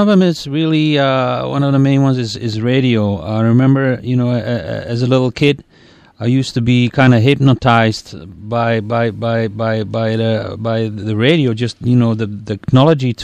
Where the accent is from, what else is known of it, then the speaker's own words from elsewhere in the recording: Belgium; moved away; when I was a little kid growing up in Belgium